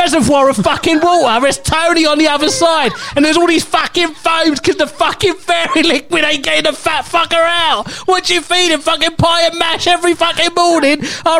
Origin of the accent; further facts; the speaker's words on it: London, United Kingdom; accent: Cockney; I was born in Whitechapel. I am a Cockney through and through.